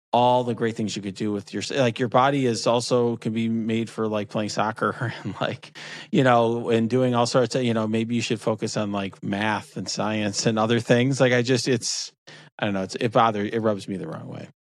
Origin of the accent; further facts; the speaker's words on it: near Chicago, Illinois, United States; I grew up near Chicago